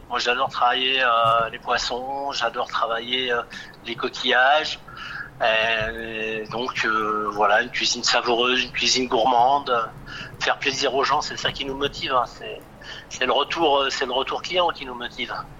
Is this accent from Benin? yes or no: no; Bourgoin-Jallieu, Auvergne-Rhône-Alpes, France; now in Saint-Savin, France; Je suis natif de Bourgoin